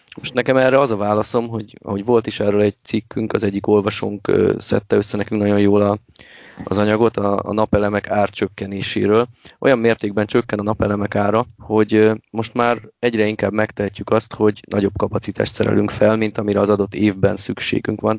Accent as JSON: {"language": "Hungarian", "town": "Miskolc", "region": "Borsod-Abaúj-Zemplén", "country": "Hungary"}